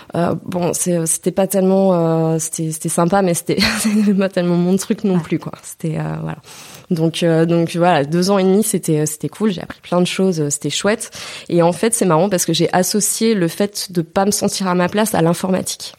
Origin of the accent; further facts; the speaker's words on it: Moselle, near Thionville, Grand Est, France; moved away as an adult; also born or lived in Mulhouse, Alsace / Nancy; J'ai grandi donc en Moselle, donc c'est pas très très loin. D'ailleurs c'est pour ça qu'on me confond toujours. On dit que je suis une Alsacienne, mais non, non c'est Mosellane Lorraine. Mais j'ai grandi à côté de, de Thionville